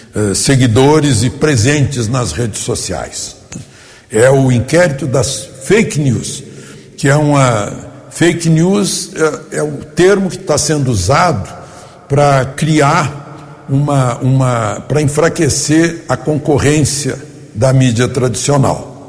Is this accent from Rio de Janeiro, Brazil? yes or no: no; neighbouring city of Rio Pardo, Rio Grande do Sul, Brazil; now in Brasília, Brazil; na cidade vizinha a cidade onde eu nasci, a minha cidade natal, Rio Pardo, no Rio Grande do Sul